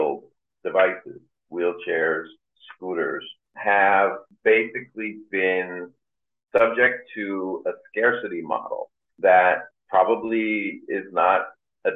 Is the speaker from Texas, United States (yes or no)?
no; Tenafly, New Jersey, United States; also born or lived in Englewood, New Jersey / Bergenfield, New Jersey; I grew up in the suburbs of northern New Jersey, outside New York City. And I grew up in Tenafly, Englewood, Bergenfield